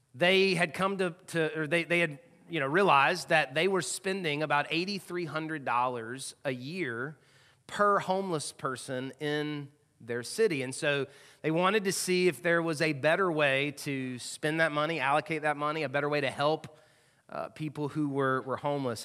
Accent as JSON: {"language": "English", "region": "the South", "country": "United States", "tie": "born or raised there", "moved": "as an adult", "lives_now": "Louisville, United States", "said": "I've lived here now eighteen years, and I don't feel like I'm in the South, 'cause I grew up in the South"}